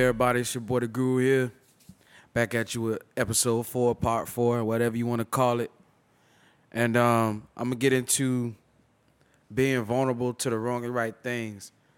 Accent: Tampa, Florida, United States; I'm from born and raised in Tampa, the great state of Florida

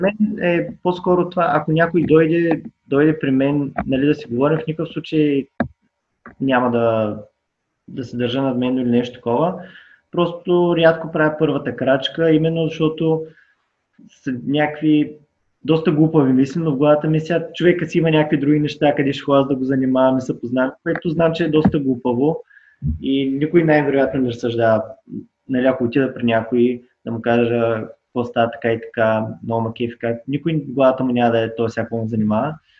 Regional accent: Burgas, Burgas Province, Bulgaria; now in Sofia, Bulgaria; аз съм от Бургас

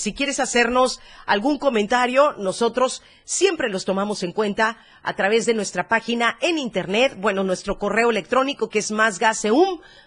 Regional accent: Chiapas, Mexico; Somos chiapanecos, somos arrechos, somos morenitos

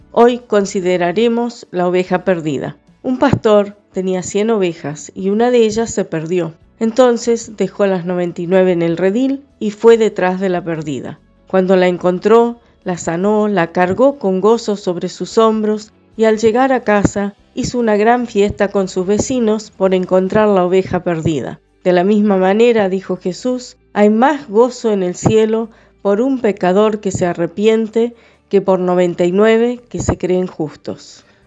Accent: Villa Dolores, Córdoba, Argentina; soy de Villa Dolores, provincia de Córdoba.

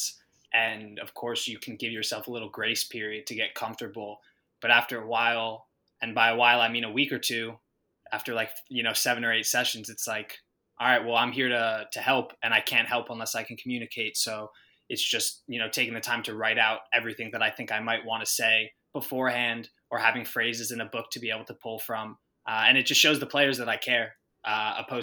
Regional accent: United States; moved away as an adult; also born or lived in Spain / London; I'm American. Like, I'm a dual citizen, but people will identify me as an American

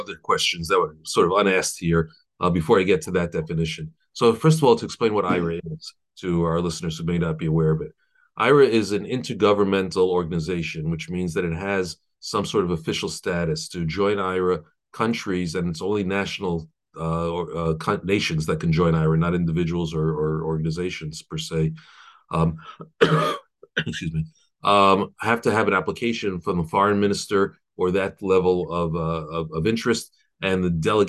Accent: New York City, New York, United States; I was born in Brooklyn and grew up in a modern Orthodox home

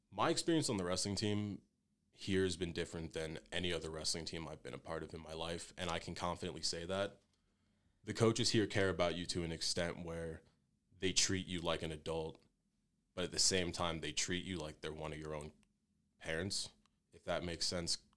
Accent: Fairless Hills, Pennsylvania, United States; moved away as an adult; I'm from Fairless Hills, Pennsylvania. It's a pretty decent sized town in between Philadelphia and Trenton, New Jersey. So I basically grew up in between two cities my entire life

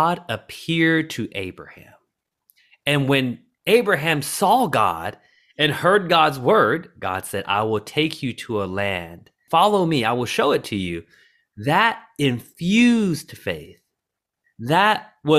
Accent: the South, United States; Growing up in the South and watching movies about sports

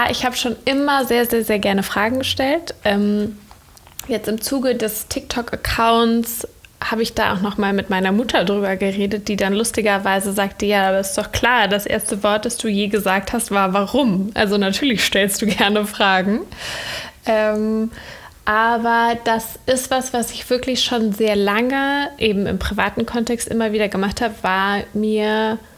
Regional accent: Cologne, North Rhine-Westphalia, Germany; now in Berlin, Germany; ich komme ähm, aus Köln ursprünglich. Also ich bin an einem anderen Ort geboren in Deutschland. Ich bin als junges Kind auch viel umgezogen, aber Köln ist so der Ort, wo ich herkomme und lebe aber inzwischen in Berlin.

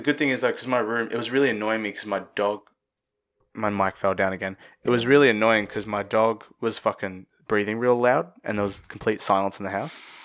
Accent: Australia

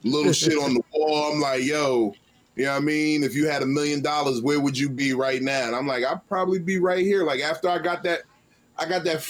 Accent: Newark, New Jersey, United States; also born or lived in Virginia (757 area); now in Virginia, United States; I'm originally from New Jersey, North New Jersey

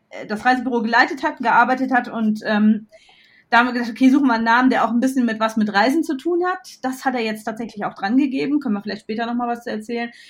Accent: North Rhine-Westphalia, Germany; ich komme ja aus Westfalen ursprünglich

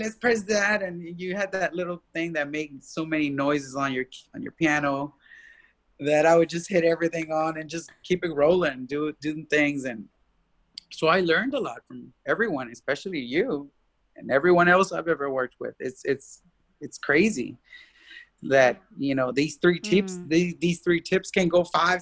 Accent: Austin, Texas, United States

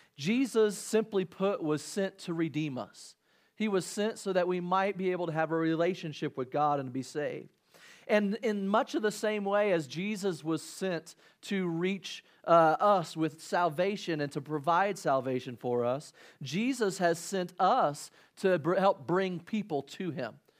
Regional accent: Illinois, United States; growing up in Illinois

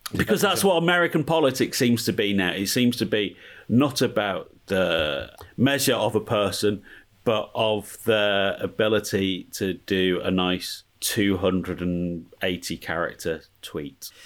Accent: England, United Kingdom; now in Pasadena, United States; Me and the missus, English

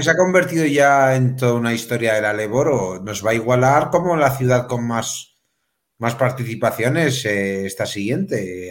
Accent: Melilla, Spain; yo que soy de Melilla

